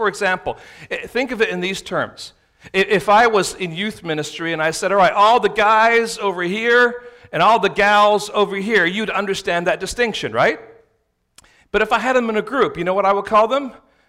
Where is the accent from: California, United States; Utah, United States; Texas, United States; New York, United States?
California, United States; San Francisco; if someone asks you, where are you from? We're from San Francisco.